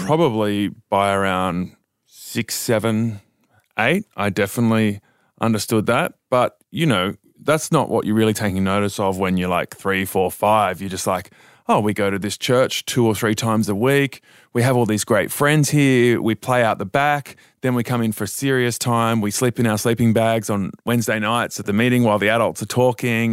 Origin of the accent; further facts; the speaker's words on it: Dubbo, New South Wales, Australia; I was born in Dubbo and I was born into this church called the Revival Centres